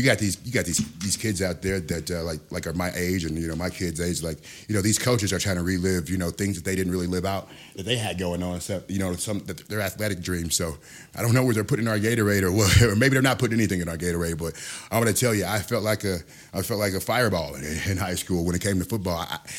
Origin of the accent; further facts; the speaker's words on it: Milwaukee, Wisconsin, United States; I came here from Milwaukee, Wisconsin, man.